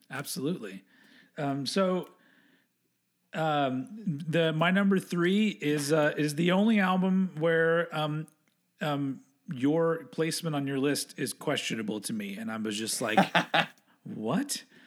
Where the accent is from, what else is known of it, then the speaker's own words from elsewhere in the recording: Texas, United States; accent: southern; I was from Texas